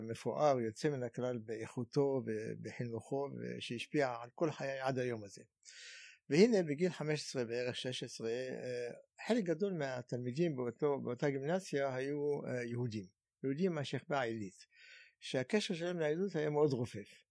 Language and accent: Hebrew; Cairo, Cairo Governorate, Egypt; Hebrew is a second language; moved away as an adult; now in Israel; ואני בכלל יליד מצרים, יליד קהיר במצרים, ועליתי ארצה בגיל 20